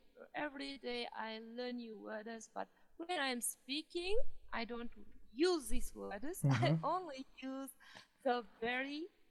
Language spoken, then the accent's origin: English; Kazakhstan; English is a second language; from Kazakhstan. I'm a student.